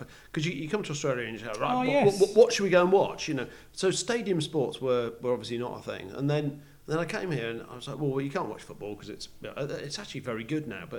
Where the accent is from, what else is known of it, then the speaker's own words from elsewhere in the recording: England, United Kingdom; As an Englishman, apparently I could be seen.